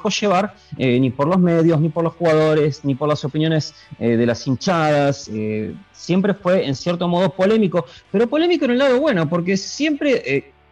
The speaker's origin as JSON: {"language": "Spanish", "town": "Quilmes", "region": "Buenos Aires Province", "country": "Argentina", "said": "Eh, yo soy de provincia de Buenos Aires, Quilmes, eh, Quilmes, zona sur."}